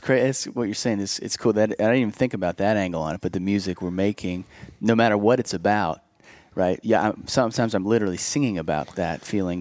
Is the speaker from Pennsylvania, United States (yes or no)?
yes; Bethel Park, Pennsylvania, United States; now in Nashville, United States; we were south about 30 minutes in a town okay. called Bethel Park